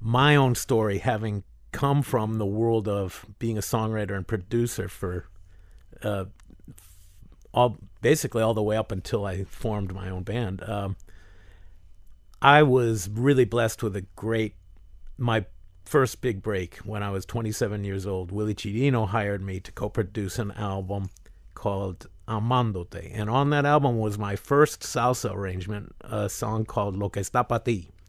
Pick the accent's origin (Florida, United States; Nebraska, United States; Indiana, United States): Florida, United States; Miami; also born or lived in Northern Michigan; growing up in Miami